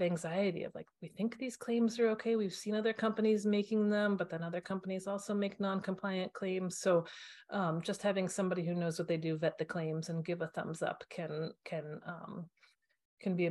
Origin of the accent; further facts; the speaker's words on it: United States; growing up in the States